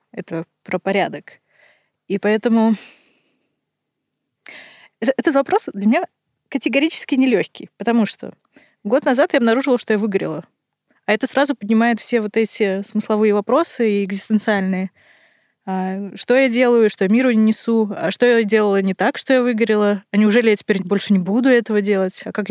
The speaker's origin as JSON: {"language": "Russian", "country": "Kazakhstan", "tie": "born there", "also_born_or_lived": "Russia", "said": "я родилась в Казахстане, потом жила в России, теперь снова в Казахстане. И очень много перемещалась."}